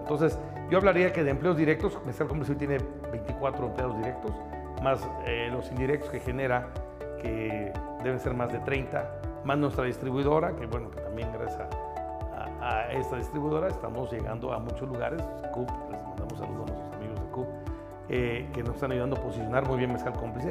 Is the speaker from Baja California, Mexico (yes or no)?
no; Oaxaca, Mexico; Soy oaxaqueño, soy orgullosamente oaxaqueño, mi familia es de Oaxaca